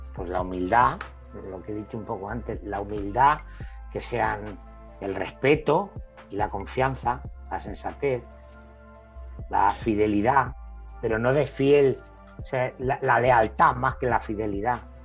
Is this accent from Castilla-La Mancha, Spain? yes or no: yes; El Ballestero, Castilla-La Mancha, Spain; also born or lived in El Bonillo; yo nací en un pueblo de Albacete que se llama El Bonillo nací ahí. A los tres años y medio me fui al pueblo de al lado, que está a 15 kilómetros, que se llama El Ballestero